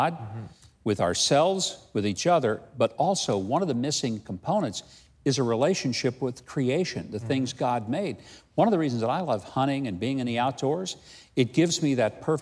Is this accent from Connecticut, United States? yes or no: no; Arkansas, United States; I grew up in Arkansas